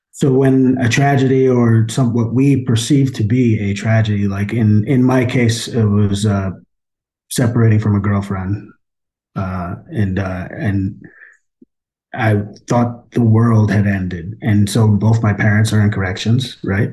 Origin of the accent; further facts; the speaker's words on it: Poughkeepsie, New York, United States; I was born in Poughkeepsie, New York